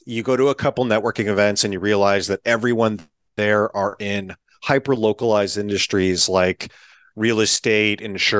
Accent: Eastern Washington, United States; I am from Eastern Washington.

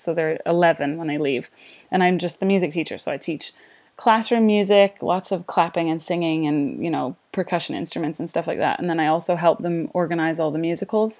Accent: Canada; moved away as an adult; also born or lived in London, United Kingdom / Nanaimo, Canada

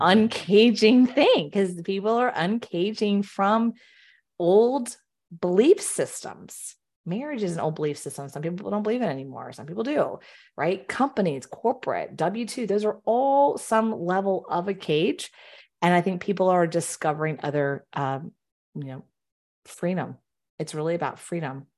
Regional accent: Houston, Texas, United States; moved away; I'm born and raised in Houston

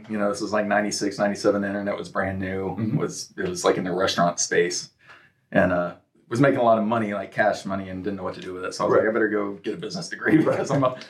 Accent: Grand Prairie, Texas, United States; also born or lived in New Jersey / Arlington, Texas; Born in New Jersey, moved to Texas.

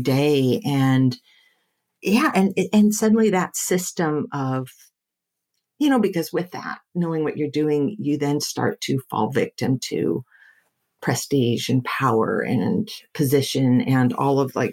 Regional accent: Silicon Valley, California, United States; I was raised here in Silicon Valley

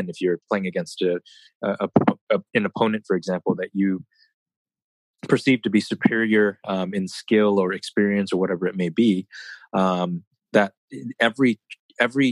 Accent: United States; I'm an American chess player

